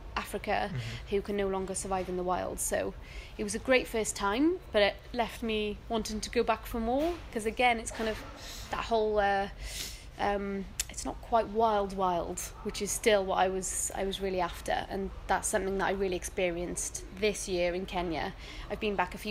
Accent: Cardiff, Wales, United Kingdom; also born or lived in Bristol; I am from Cardiff, as you can probably tell. I've just moved back from Bristol, where I was based on my master's. But yeah, Cardiff is home

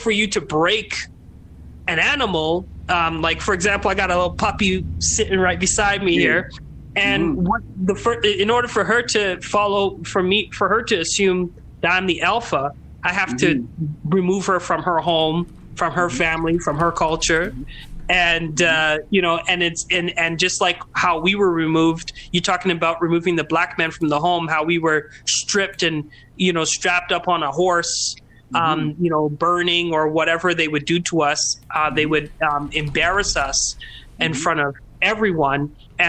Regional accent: Trinidad & Tobago; being Trinidadian and my, you know, I was raised with women in my life, my whole life.

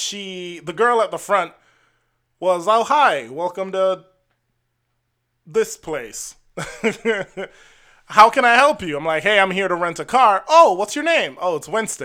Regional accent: Jamaica; I'm Jamaican

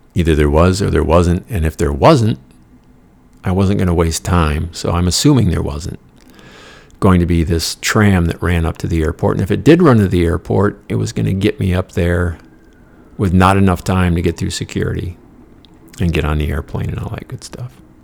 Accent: United States; I'm the American on the bus

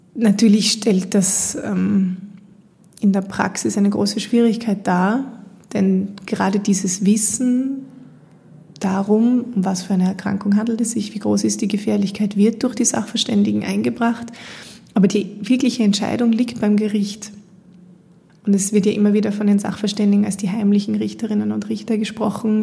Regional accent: Austria; bei uns in Österreich

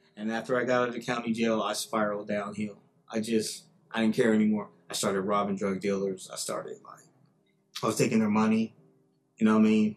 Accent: Sacramento, California, United States; In nineteen seventy-one, I was born in Sacramento, California

